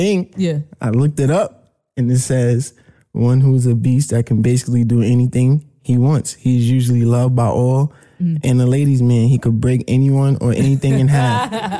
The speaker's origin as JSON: {"language": "English", "town": "New York City", "region": "New York", "country": "United States", "also_born_or_lived": "Atlanta", "moved": "yes", "said": "I'm from Queens."}